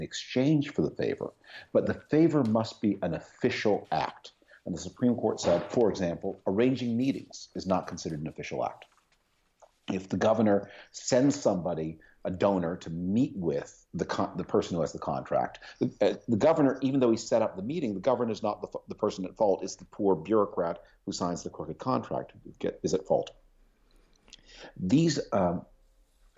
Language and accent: English; Canada; moved away; also born or lived in United Kingdom; I was born in Canada, and I run a think tank in the United Kingdom